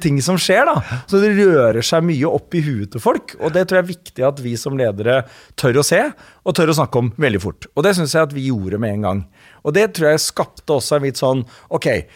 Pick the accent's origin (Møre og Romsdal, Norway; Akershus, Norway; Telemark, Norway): Akershus, Norway; Slemmestad; Min pappa og jeg er fra Slemmestad